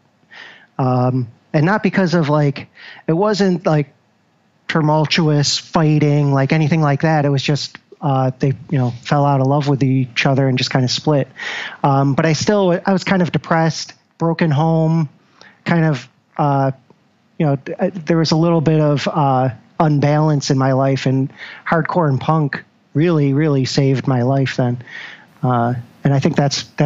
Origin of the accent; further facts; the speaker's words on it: Syracuse, New York, United States; moved away as an adult; now in Rochester, United States; born and raised in Syracuse